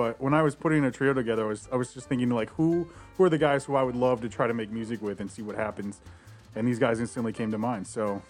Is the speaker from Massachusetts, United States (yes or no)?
no; Rockford, Illinois, United States; also born or lived in Chicago; I grew up in Rockford, actually. So this is like my NPR station.